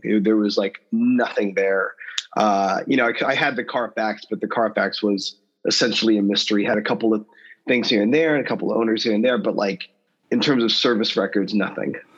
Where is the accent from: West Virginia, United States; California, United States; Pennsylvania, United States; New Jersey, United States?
California, United States; Southern; I grew up in Southern California